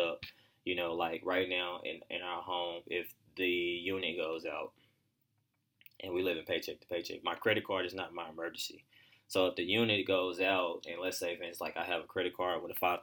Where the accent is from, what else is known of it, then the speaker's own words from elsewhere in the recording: Pine Bluff, Arkansas, United States; growing up in Pine Bluff